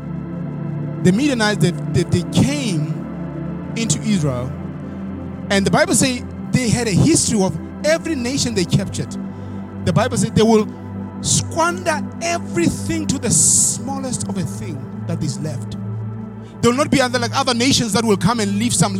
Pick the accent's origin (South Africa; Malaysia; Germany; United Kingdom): South Africa; moved away; I'm standing here in the United States of America, being a South African boy from the village who accepted the word of God.